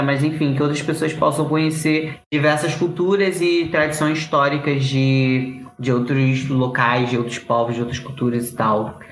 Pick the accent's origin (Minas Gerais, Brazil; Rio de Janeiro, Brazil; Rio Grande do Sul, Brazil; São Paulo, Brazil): Rio de Janeiro, Brazil; como bons cariocas que nós somos